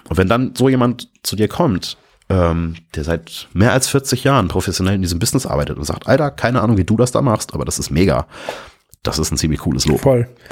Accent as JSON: {"language": "German", "region": "Hamburg", "country": "Germany", "said": "Und jetzt komme ich da als Hamburger Hillbilly"}